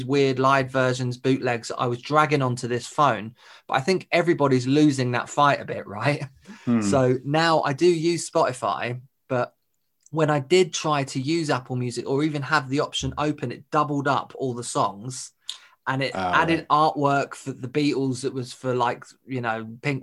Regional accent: Pinner, London, United Kingdom; I'm from Pinner as well.

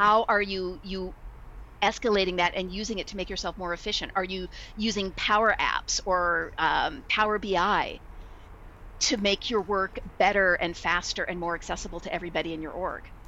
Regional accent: Bay Area, California, United States; also born or lived in Los Angeles; I was from the Bay Area, and so I just decided, yeah, I'm gonna move back to the Bay Area

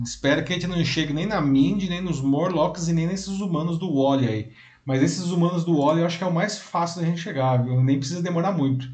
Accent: Brazil; Sou brasileiro

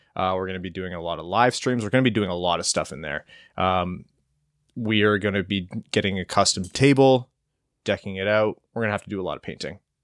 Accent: Windsor, Ontario, Canada; I come from Windsor and I thought that we were good at hockey

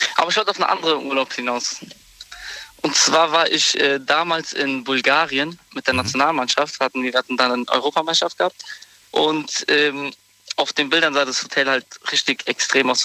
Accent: Morocco; moved away; ich komme ja ursprünglich aus Marokko

